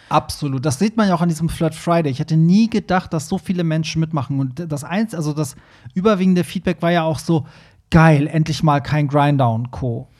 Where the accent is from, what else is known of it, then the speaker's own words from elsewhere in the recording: Hamburg, Germany; wir sind ja beide Hamburger